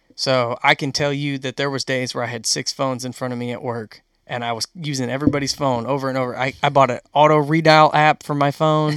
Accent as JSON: {"language": "English", "region": "Western New York", "country": "United States", "tie": "born or raised there", "moved": "yes", "said": "I grew up in New York, Western New York"}